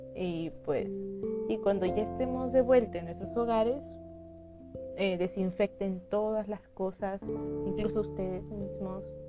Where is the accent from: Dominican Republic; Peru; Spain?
Peru; Lima; yo soy de Perú, específicamente de la ciudad de Lima. Y bueno, he vivido acá eh, la mayor parte de mi vida